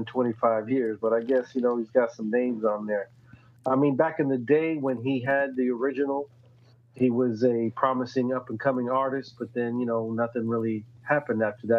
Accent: Tampa, Florida, United States; being a local artist, and we're from Tampa, represent 813.

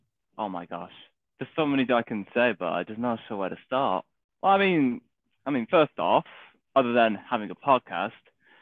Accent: England, United Kingdom; no, I'm not from Wales. Okay. England.

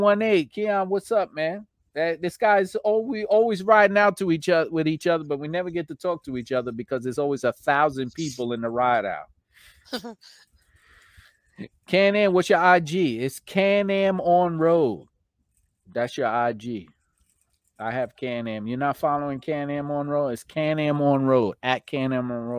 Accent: New York, United States; accent: New York; my New York accent

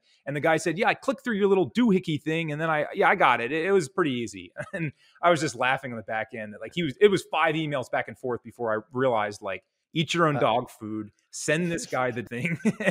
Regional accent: Ireland; because I'm pale Irish guy

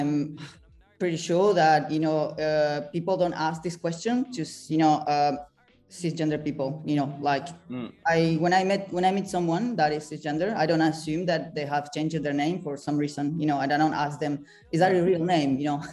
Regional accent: Argentina; moved away as an adult; also born or lived in France / Rome, Italy; now in London, United Kingdom; I was born and raised in Argentina, but I've been in Europe for half of my life, pretty much

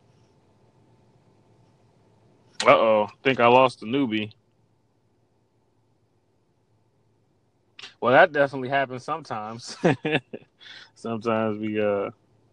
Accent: Springfield, Ohio, United States; also born or lived in Gary, Indiana; I grew up in Springfield, Ohio

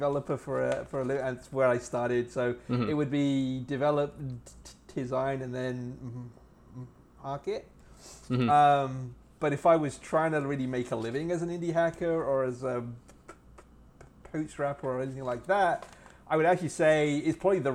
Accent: England, United Kingdom; I grew up in England, so I was my family moved to England when I was about 4 years old in the mid 70s.

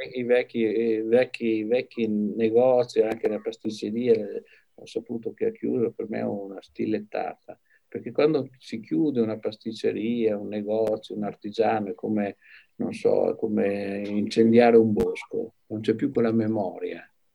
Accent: Padua, Veneto, Italy; moved away; also born or lived in Arezzo; Io ero andato a Padova, perché io sarei cresciuto a Padova

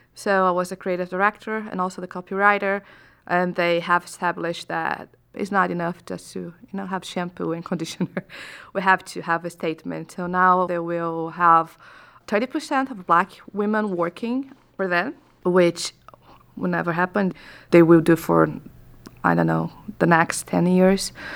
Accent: Brazil

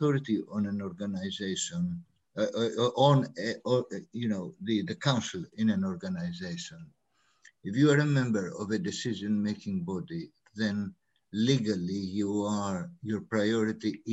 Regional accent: Greece; moved away as an adult; also born or lived in Africa; now in London, United Kingdom; I was born in Africa, of Greek origin, lived my early years in Greece. I studied there architecture and civil engineering before I came for postgraduate studies here

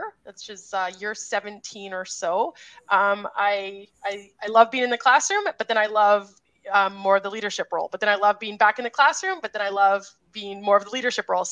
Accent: Grande Prairie, Alberta, Canada; I'm a numeracy lead / math coach from Grand Prairie, Alberta, Canada

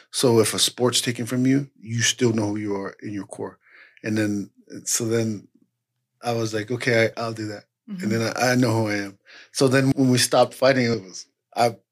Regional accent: Ogden, Utah, United States; also born or lived in Southern California; we grew up in Ogden together

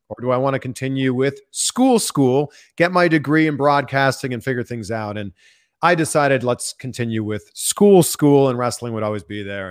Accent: Pickering, Ontario, Canada; just outside of Toronto, my hometown is called Pickering, Ontario.

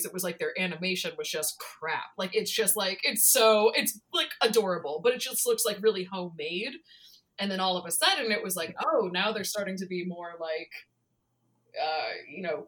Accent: Hoboken, New Jersey, United States; I grew up in Hoboken, New Jersey, which is right outside of the five boroughs, just like a little spot of Jersey

